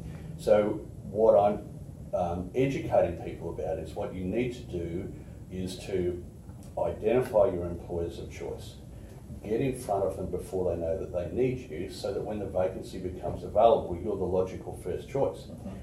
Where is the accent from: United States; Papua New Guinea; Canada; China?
Canada; born there; As I said earlier, I was born in Canada, right?